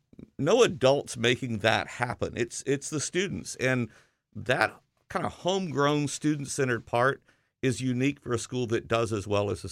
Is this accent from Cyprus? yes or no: no; the South, United States; You know, growing up in the South, that was pretty amazing.